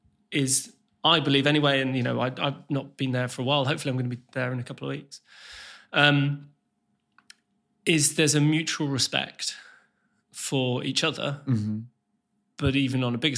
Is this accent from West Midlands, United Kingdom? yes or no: yes; West Midlands, United Kingdom; so me and Logan didn't know each other growing up, but we're from a very similar place. Like, we're both from the Black Country.